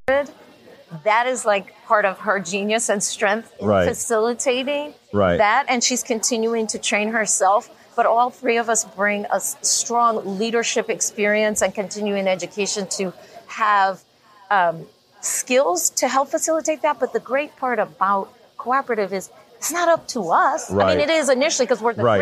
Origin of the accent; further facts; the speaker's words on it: Chicago, Illinois, United States; We're from the Chicago area on the south side